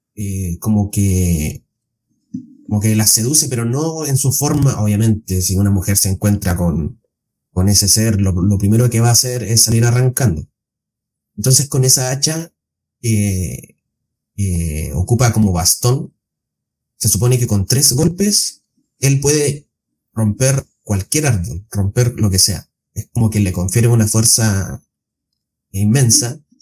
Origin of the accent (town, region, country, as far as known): Chile